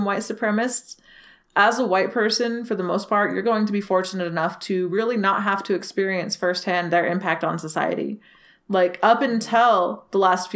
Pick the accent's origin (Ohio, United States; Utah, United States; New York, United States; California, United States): Utah, United States; Salt Lake City; despite growing up in Utah in a very, like, conservative state, we were in a very liberal bubble, both as far as living in Salt Lake City goes